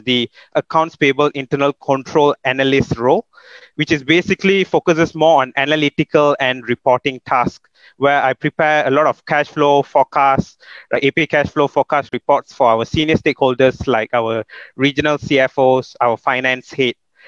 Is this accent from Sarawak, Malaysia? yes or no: no; Subang Jaya, Selangor, Malaysia; also born or lived in Perak; So I was born in Perak, but raised in Sunway.